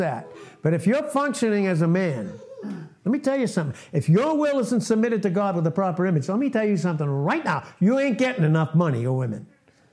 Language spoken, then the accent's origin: English; Boston, Massachusetts, United States; also born or lived in Texas; where I grew up in Boston